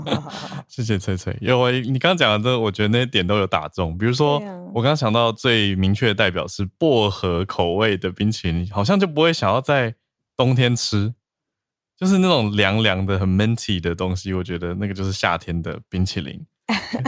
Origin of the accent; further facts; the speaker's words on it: Taiwan; 我们台湾人